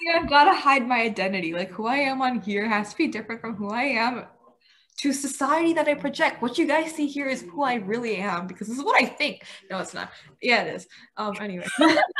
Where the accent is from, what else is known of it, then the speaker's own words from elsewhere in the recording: United States; I was born here. Um, I brought up in an Indian household. So I guess me, like in the Indian household, like they do try to like I guess you could say enforce the Indian ideologies to some certain extent and like the belief system that surrounds that whole thing. But then you know I've grown up in an American system